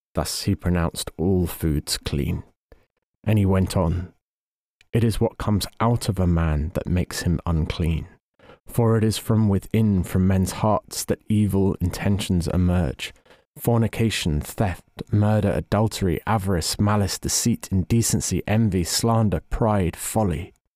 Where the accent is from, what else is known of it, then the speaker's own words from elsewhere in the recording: England, United Kingdom; as an Englishman